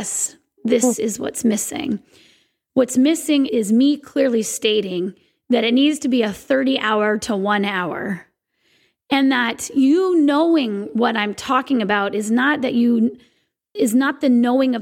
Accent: Sequim, Washington, United States; my hometown of Squim, Washington

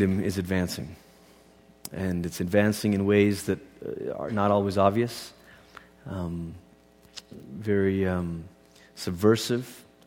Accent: Malaysia; I grew up in Malaysia, and Christianity is not the dominant religion in Malaysia.

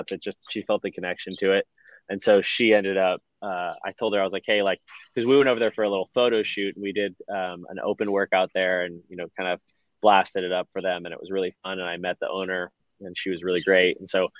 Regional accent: San Francisco Bay Area, California, United States; also born or lived in Boulder, Colorado; now in Nashville, United States; We're both from the Bay Area and San Francisco Bay Area, California.

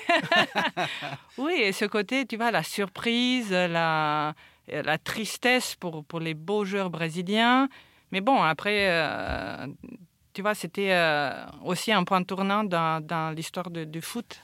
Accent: Romania; also born or lived in London / New York; now in France; je suis roumaine

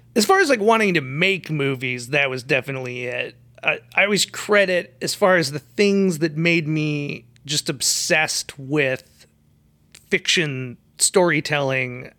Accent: Bloomington, Minnesota, United States; now in Los Angeles, United States; I grew up in a couple different suburbs of Minneapolis, Minnesota. Probably the one that I lived the longest is called Bloomington

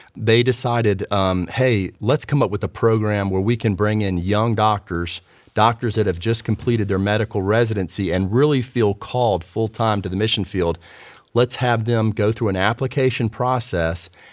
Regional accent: Raleigh, North Carolina, United States; growing up in Raleigh

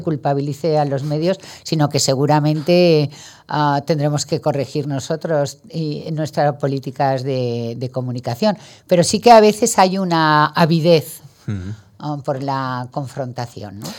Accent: Valencian Community, Spain; also born or lived in Madrid; soy valenciana. Me encanta estar en Madrid también, pero, pero sí, ahí es mi, es mi tierra

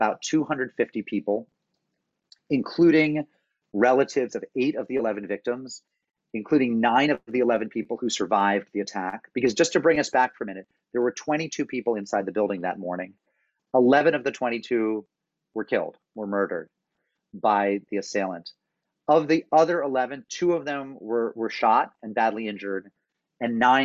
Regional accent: Springfield, Massachusetts, United States; now in New Haven, United States; I grew up in Springfield, Massachusetts

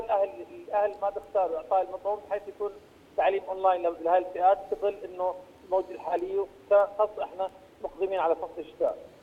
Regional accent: Jordan; عندنا في الاردن

